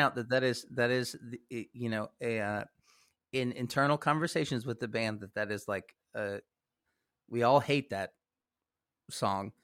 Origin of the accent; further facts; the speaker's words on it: Kansas City, Missouri, United States; moved away; also born or lived in Lawrence, Kansas; I'm from Kansas City. Uh, like, I, I am the, uh, the rare occasion of someone who is a Kansan who grew up in Missouri